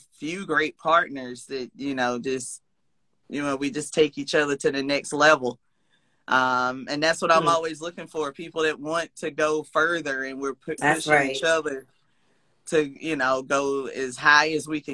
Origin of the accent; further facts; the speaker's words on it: South Carolina, United States; moved away; I'm originally from South Carolina